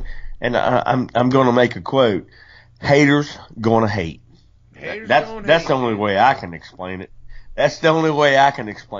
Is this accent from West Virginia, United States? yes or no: yes; West Virginia, United States; When I was 12 years old, I grew up in West Virginia and we spent a lot of time with my grandma Turner.